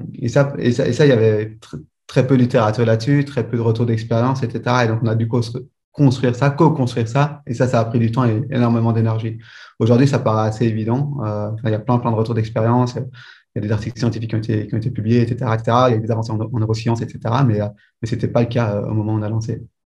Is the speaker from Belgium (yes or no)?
yes; Belgium; j'étudie en, en Belgique, je suis belge.